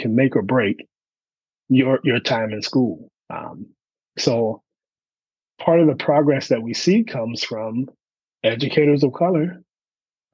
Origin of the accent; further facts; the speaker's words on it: Charlotte, North Carolina, United States; I'm from Charlotte, North Carolina, born and raised in Queen City